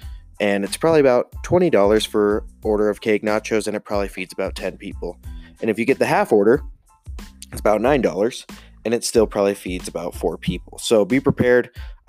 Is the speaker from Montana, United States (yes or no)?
yes; Montana, United States; Montana, my home state.